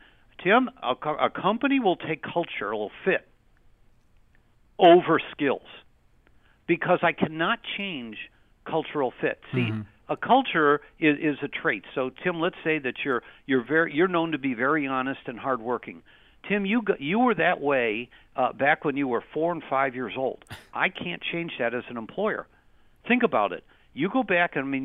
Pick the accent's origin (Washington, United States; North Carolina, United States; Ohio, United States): Ohio, United States; Cleveland; we're from Cleveland